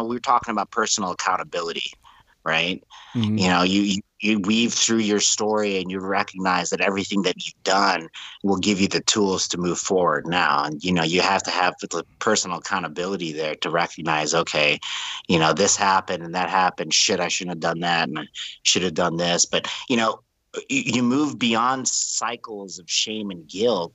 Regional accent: New Orleans, Louisiana, United States; When I grew up in New Orleans, I was in high school

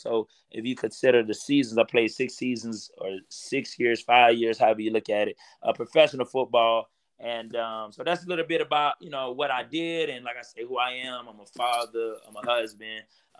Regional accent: Fort Lauderdale, Florida, United States; Definitely originally from Florida. Fort Lauderdale. Grew up, born and raised in Fort Lauderdale, man.

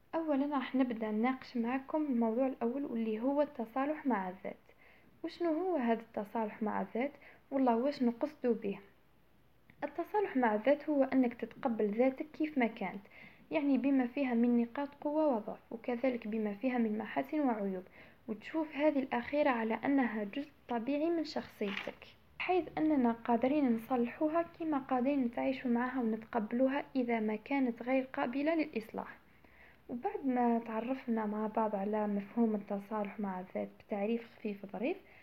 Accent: Algeria; المجتمع تاعنا احنا كجزائريين

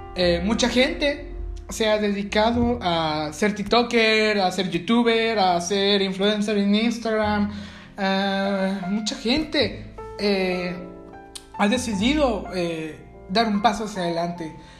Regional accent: Mexico; aquí en mi país, en México

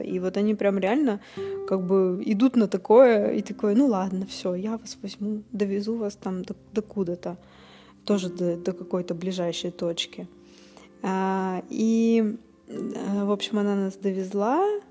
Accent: Russia; Мы путешественницы из России

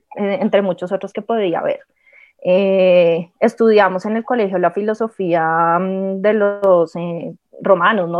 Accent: Colombia; nuestra identidad como pueblo, como nación, como colombianos

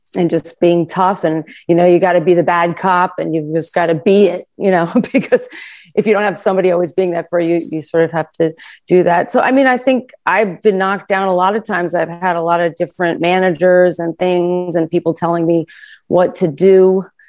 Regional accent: New York, United States; I also grew up in New York

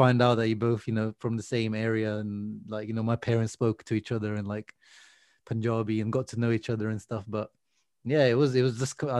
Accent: Emilia-Romagna, Italy; English is a second language; Yeah, I grew up in Italy, in a small, very small village in Modena. A village literally has one bar and one shop.

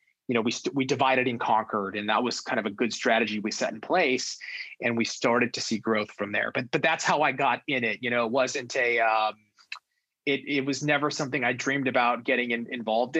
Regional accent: Los Angeles, California, United States; born or raised there; also born or lived in New York

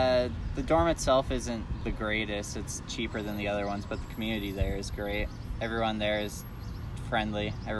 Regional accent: Lacey, Washington, United States; moved away as an adult; now in Tucson, United States; I'm from Lacey, Washington.

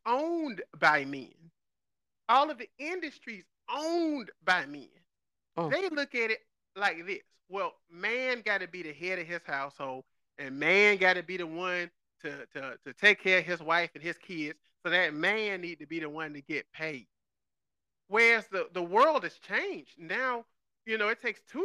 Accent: Georgia, United States; I grew up in Georgia

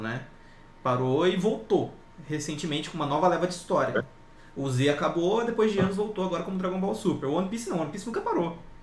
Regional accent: interior of São Paulo, Brazil; sou do interior de São Paulo

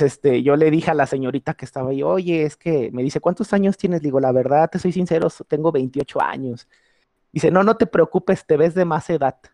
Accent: Mexico; sentirnos contentos y orgullosos como mexicanos

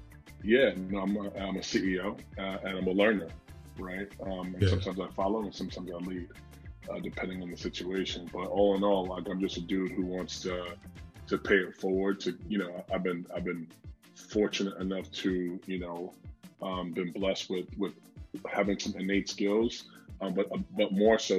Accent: New York, United States; I'm from New York

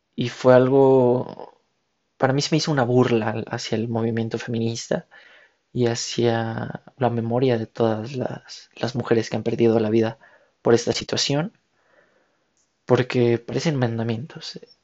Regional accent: Mexico; como ciudadanos, como mexicanos, como hermanos, hijos de la misma patria

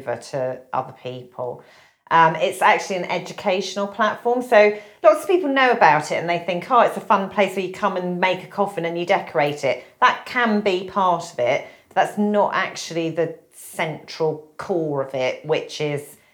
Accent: United Kingdom; we are British

